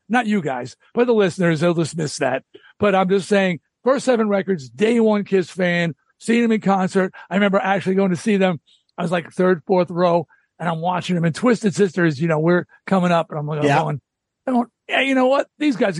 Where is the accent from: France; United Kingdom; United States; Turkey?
United States; New York; I'm from Long Island. So in Rock Scene Magazine, I was hearing about this band in Queens. I'm in Nassau County.